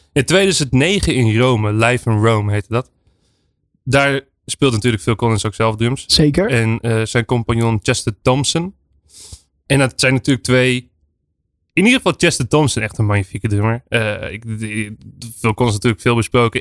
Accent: Friesland, Netherlands; Ik ben in Friesland opge opgegroeid

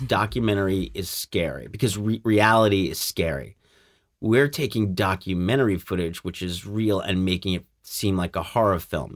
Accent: New York City, New York, United States; when I was a kid growing up in Staten Island, New York

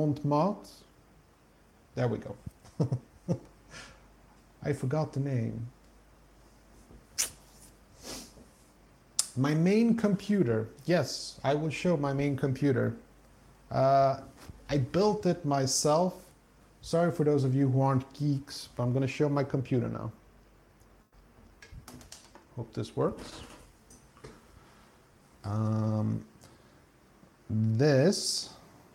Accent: Stockholm, Stockholm County, Sweden; moved away as an adult; now in south of Sweden, Sweden; I grew up in Stockholm

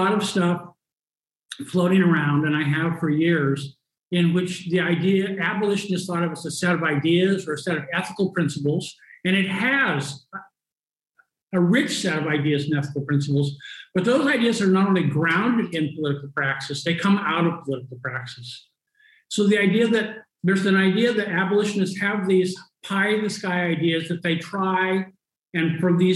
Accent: Los Angeles, California, United States; moved away as an adult; now in Lisbon, Portugal; I'm originally from Los Angeles, California

